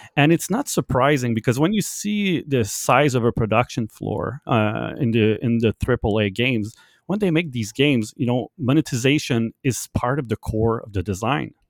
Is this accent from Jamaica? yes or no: no; Canada; English is a second language; I'm, I'm French Canadian and I learned my English a lot because of video games